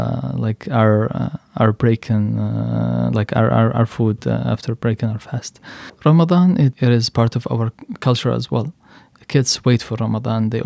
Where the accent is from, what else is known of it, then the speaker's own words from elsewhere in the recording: Yemen; also born or lived in Michigan; now in United States; I am from Yemen